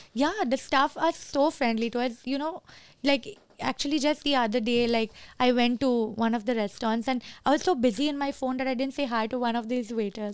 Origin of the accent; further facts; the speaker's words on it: Kuwait; moved away; I'm born and raised in Kuwait